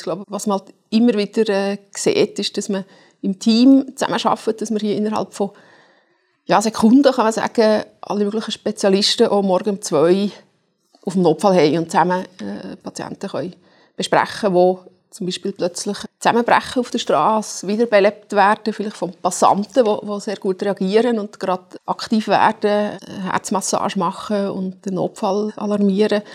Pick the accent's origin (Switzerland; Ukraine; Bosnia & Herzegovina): Switzerland; Zurich; als Zürcher